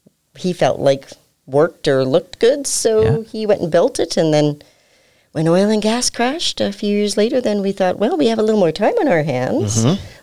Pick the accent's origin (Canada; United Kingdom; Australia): Canada; Willow Bunch, Saskatchewan; I'm Jeff's wife, and I'm originally from Willowbunch, Saskatchewan.